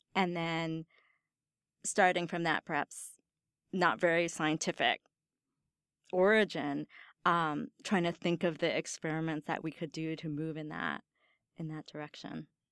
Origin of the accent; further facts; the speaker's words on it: Northern Virginia, United States; now in Stanford, United States; I grew up in Northern Virginia near D